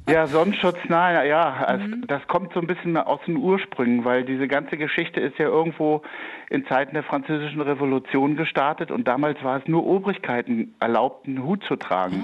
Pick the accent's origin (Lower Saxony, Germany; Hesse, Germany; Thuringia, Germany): Lower Saxony, Germany; Wolfsburg; ich habe meine Heimat schätzen gelernt und ich bin total gerne in Wolfsburg und ich bin gerne nach Hause gekommen.